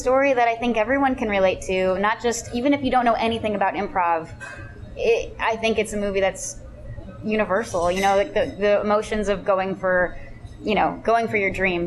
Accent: Pennsylvania, United States; now in Los Angeles, United States; when I go back to my hometown in Pennsylvania

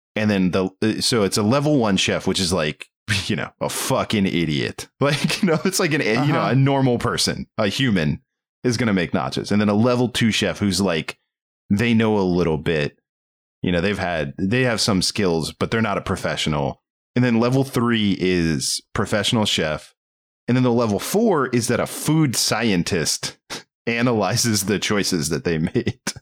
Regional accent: Maryland, United States; I can't do that accent, and I grew up in Maryland

